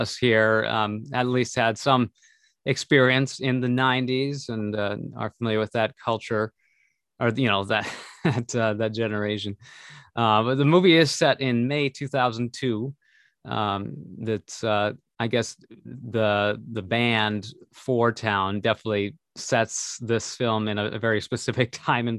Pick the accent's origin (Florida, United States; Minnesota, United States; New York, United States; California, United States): Minnesota, United States; we grew up in Minnesota.